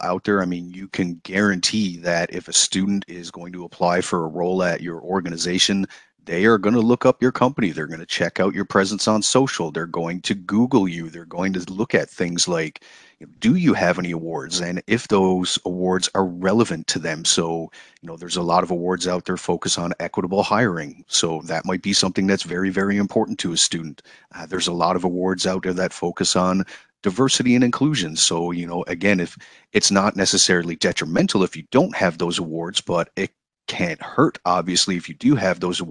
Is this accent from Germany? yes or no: no; Newfoundland and Labrador, Canada; I am originally from Newfoundland, born and raised there.